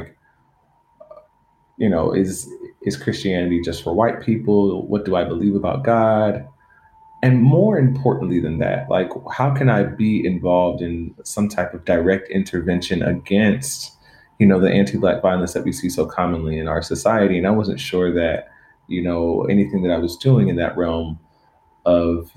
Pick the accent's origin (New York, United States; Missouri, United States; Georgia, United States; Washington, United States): Georgia, United States; Stone Mountain; now in Los Angeles, United States; I grew up in Stone Mountain, Georgia, the metro Atlanta area